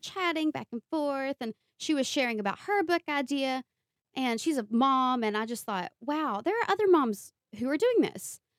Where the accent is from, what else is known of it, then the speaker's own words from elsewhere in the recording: Eastern Kentucky, United States; accent: thick accent; I'm from Eastern Kentucky, and there's such a stigma with being raised in the mountains in the Appalachian region